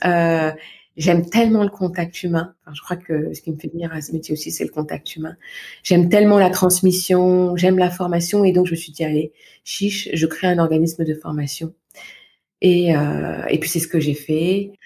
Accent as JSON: {"language": "French", "area": "Val-de-Marne, Paris region", "region": "Île-de-France", "country": "France", "tie": "born or raised there", "moved": "yes", "said": "je suis originaire de naissance du Val-de-Marne, en région mmh. parisienne, où j'ai passé toute mon enfance, mon adolescence et puis euh, ma première vie d'adulte"}